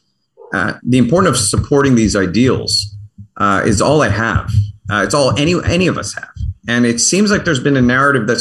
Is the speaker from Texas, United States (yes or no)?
no; Baltimore, Maryland, United States; also born or lived in Canada; I was born in Johns Hopkins, in Baltimore